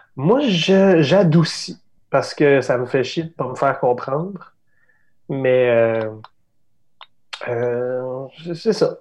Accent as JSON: {"language": "French", "region": "Quebec", "country": "Canada", "accent": "Québécois", "said": "je suis québécois"}